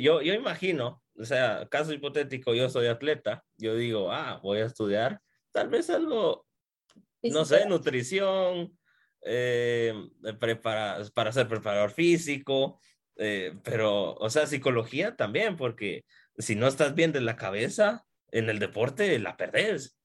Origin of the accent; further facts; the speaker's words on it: Guatemala; soy guatemalteco.